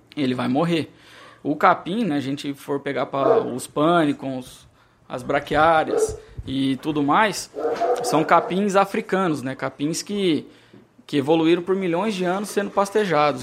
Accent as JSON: {"language": "Portuguese", "country": "Brazil"}